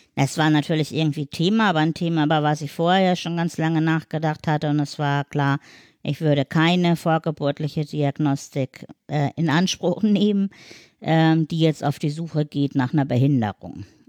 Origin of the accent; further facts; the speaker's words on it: Black Forest, Baden-Württemberg, Germany; now in Hamburg, Germany; ich komme nicht aus Hamburg, sondern aus dem Schwarzwald